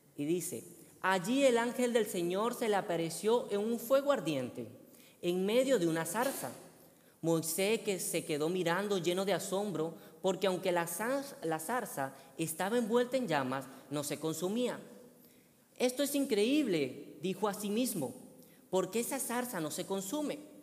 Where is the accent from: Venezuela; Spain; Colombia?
Venezuela; moved away; yo soy venezolano